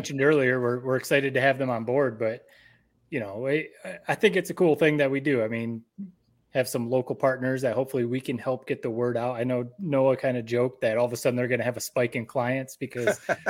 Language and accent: English; Owosso, Michigan, United States; my parents' house, the house that I grew up in Owosso on East Grand River there.